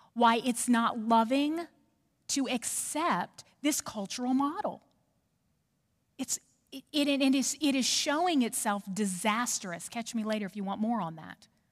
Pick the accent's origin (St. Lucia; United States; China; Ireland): United States; New Orleans, Louisiana; now in Knoxville, United States; I'm from New Orleans. So i have got feisty Cajun in me.